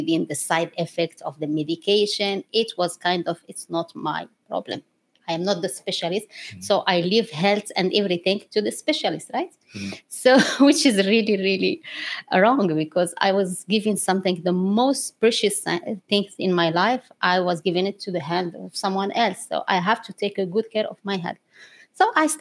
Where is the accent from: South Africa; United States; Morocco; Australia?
Morocco; English is a second language; moved away as an adult; also born or lived in France / Abu Dhabi; now in United Arab Emirates; So I'm Moroccan. I grew up in Morocco.